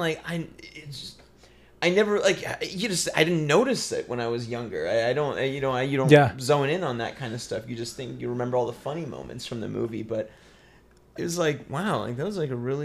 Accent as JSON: {"language": "English", "town": "Apple Valley", "region": "California", "country": "United States", "tie": "born or raised there", "also_born_or_lived": "Victorville", "moved": "yes", "lives_now": "Los Angeles, United States", "said": "I'm technically from Apple Valley"}